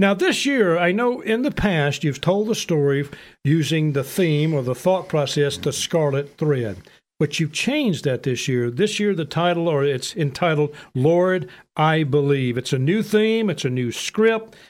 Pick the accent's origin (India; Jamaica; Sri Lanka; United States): United States; Memphis, Tennessee; I told him Memphis